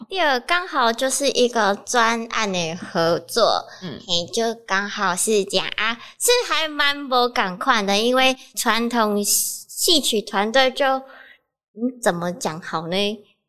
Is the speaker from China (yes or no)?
no; Kaohsiung, Taiwan; moved away as an adult; now in Chiayi, Taiwan; 我是高雄人